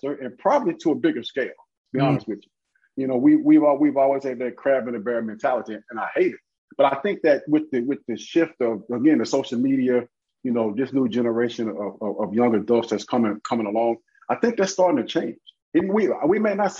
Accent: Memphis, Tennessee, United States; moved away; Born and raised in Memphis, Tennessee

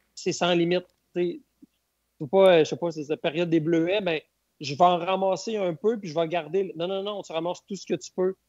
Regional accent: Bas-Saint-Laurent, Quebec, Canada; moved away as an adult; now in Baie-Comeau, Canada; je suis originaire du Bas-Saint-Laurent.

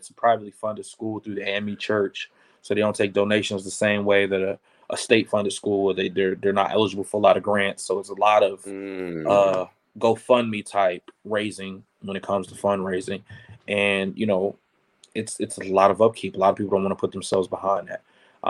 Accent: Irvington, New Jersey, United States; now in Atlanta, United States; I'm from a place called Irvington, New Jersey. Irvington is a township inside of Newark.

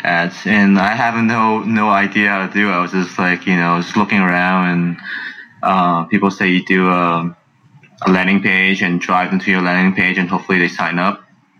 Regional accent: San Francisco, California, United States; born or raised there; also born or lived in China

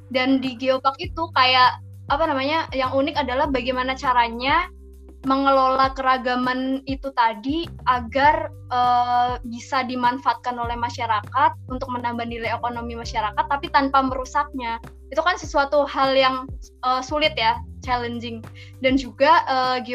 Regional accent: Kebumen, Central Java, Indonesia; aku asli orang Kebumen, dari Kebumen dan sekarang juga tinggalnya lagi di Kebumen.

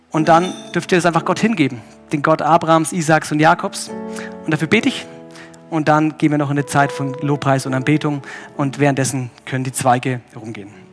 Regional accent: Germany; ich als Deutscher

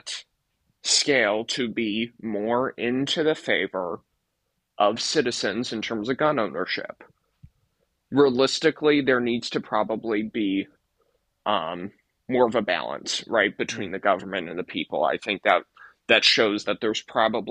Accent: California, United States; moved away; also born or lived in Arizona; I grew up in California

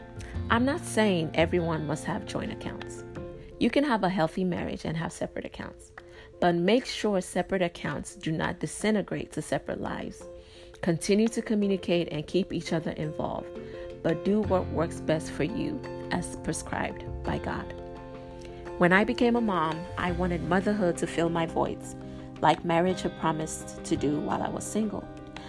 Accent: Nigeria; As a Nigerian, it is not uncommon for our culture to center our worth on our role in the home.

